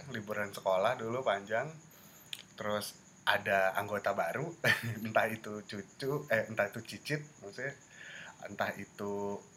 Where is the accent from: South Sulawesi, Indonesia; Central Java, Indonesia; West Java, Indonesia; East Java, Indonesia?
West Java, Indonesia; Bandung; also born or lived in Palembang; gua kebetulan lahir di Palembang hanya lahir hanya lahir numpang lahir aja Abis itu pindah ke Bandung